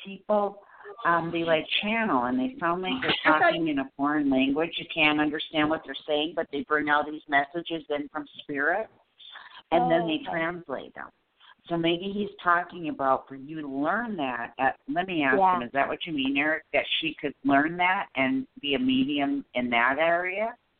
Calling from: Florida, United States; I'm calling from Florida.

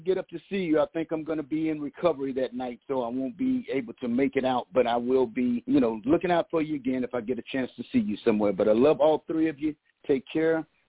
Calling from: Los Angeles, California, United States; And I'm calling from Los Angeles.

